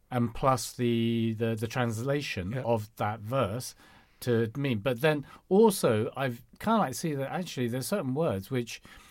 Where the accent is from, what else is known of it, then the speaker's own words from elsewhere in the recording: Guangdong, China; So because I come from the Canton area